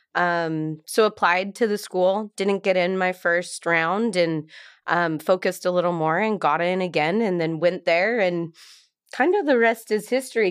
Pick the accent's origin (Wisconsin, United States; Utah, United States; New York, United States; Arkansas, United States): Utah, United States; Salt Lake City; moved away as an adult; we're both from Salt Lake City, Utah, without knowing each other, and so growing up in Utah